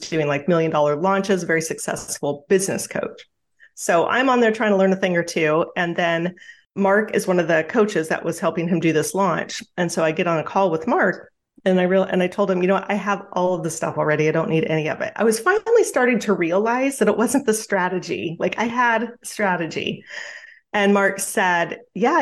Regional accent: Juneau, Alaska, United States; I grew up in Juneau, Alaska, and very small town, like 30,000 people on the island there

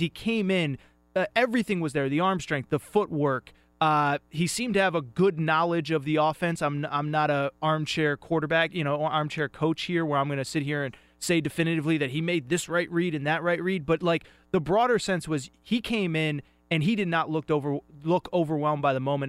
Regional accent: Northeast, United States; I'm from the Northeast

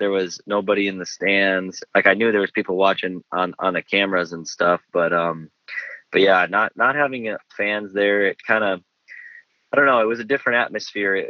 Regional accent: Minnesota, United States; I'm from Minnesota, so this is kind of like my home race

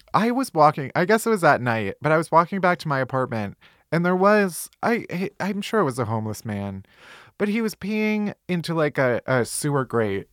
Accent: outside of Chicago, Illinois, United States; I am from outside of Chicago

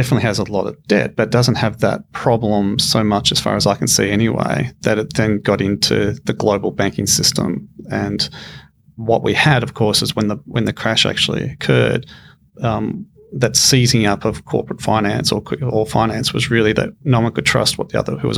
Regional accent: Australia; as an Australian

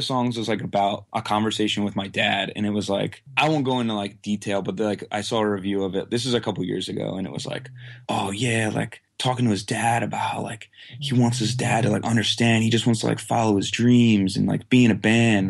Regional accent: Quakertown, Pennsylvania, United States; I live in Quakertown, Pennsylvania, which is like basically within like a 20-mile radius of where I currently live my whole life.

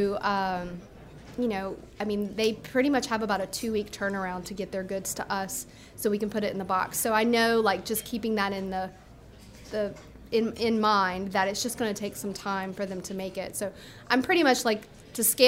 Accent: North Louisiana, United States; now in South Louisiana, United States; Being that I'm from North Louisiana

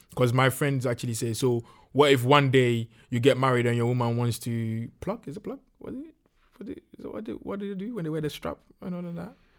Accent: Ghana; moved away; when I was growing up in Ghana

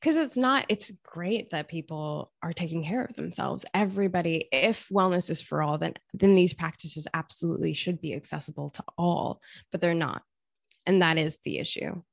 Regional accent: Australia; I grew up in Australia

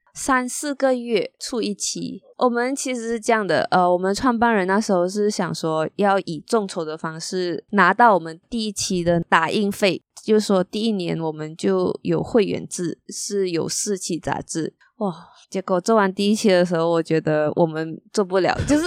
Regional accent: Malaysia; moved away as an adult; also born or lived in Beijing, China; 我在吉隆坡工作的时候

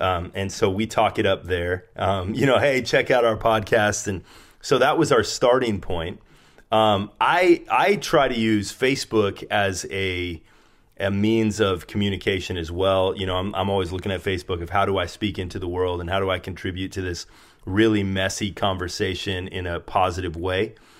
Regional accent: Spokane, Washington, United States; moved away as an adult; now in San Diego, United States; I was from Spokane, where you live, and I moved to San Diego

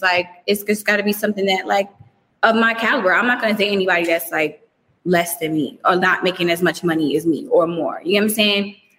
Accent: New York, United States; I mean, but you know, I'm from New York.

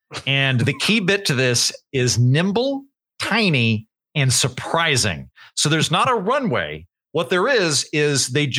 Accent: Oklahoma, United States; Cause I grew up in Oklahoma, which is basically the town from Footloose.

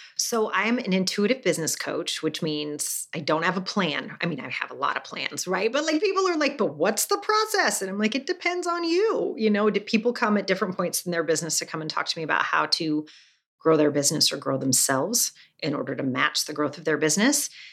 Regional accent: Salt Lake City, Utah, United States; I was raised Mormon in Salt Lake City

